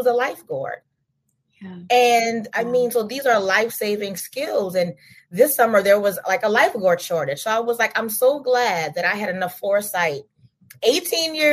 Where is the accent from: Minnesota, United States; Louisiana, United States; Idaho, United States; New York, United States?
Louisiana, United States; I'm from Louisiana. I'm from the flatlands.